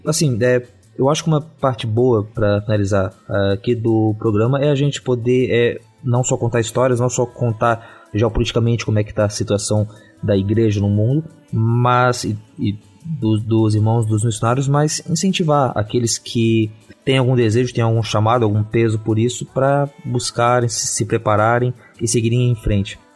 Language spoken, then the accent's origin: Portuguese; Santa Catarina, Brazil; como catarinense